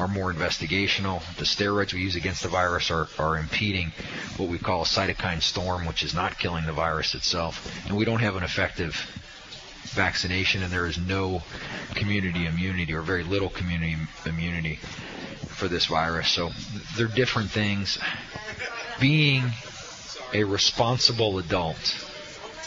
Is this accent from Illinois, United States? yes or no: no; Delhi Township, Ohio, United States; a kid who grew up in Delhi who really loves high school sports